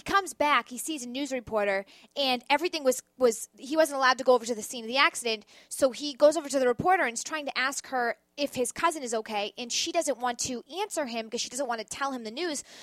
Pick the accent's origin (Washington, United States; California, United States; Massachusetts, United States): Massachusetts, United States; Boston; now in New York, United States; Bostonian, I will not be a traitor to my hometown.